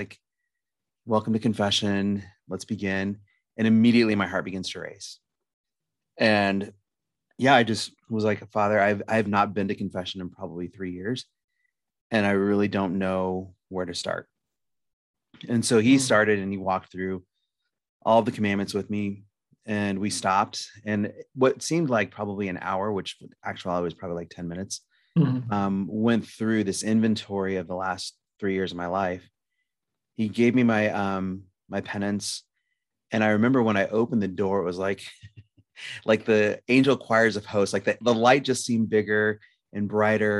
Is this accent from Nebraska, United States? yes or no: yes; Lincoln, Nebraska, United States; now in Omaha, United States; I'm from Lincoln, Nebraska. I currently reside in Omaha